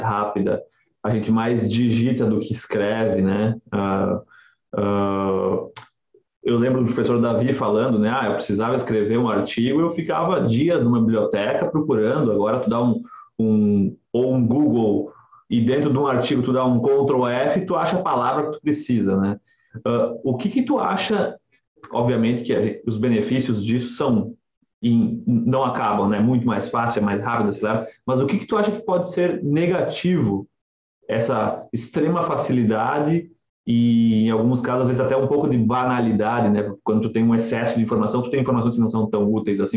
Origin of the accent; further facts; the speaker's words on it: Nova Prata, Rio Grande do Sul, Brazil; moved away as an adult; also born or lived in Porto Alegre / Santa Catarina; eu sou natural de Nova Prata e estudava em Porto Alegre e trabalhei alguns anos em Santa Catarina